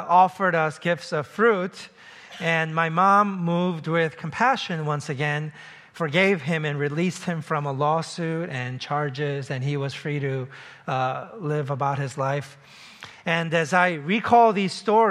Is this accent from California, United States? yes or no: no; New York City, New York, United States; I grew up in New York City